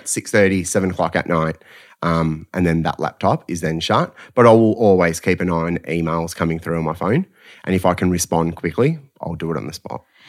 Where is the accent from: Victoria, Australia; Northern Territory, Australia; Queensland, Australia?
Victoria, Australia; Melbourne; Essendon Keelor College